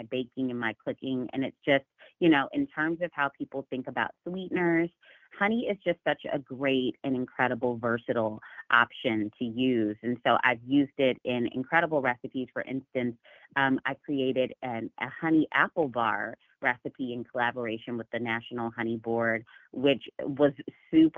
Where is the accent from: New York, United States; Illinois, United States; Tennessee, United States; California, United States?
Illinois, United States; Chicago; moved away as an adult; now in Dallas, United States; I was born and raised right outside of Chicago in the suburbs of Chicago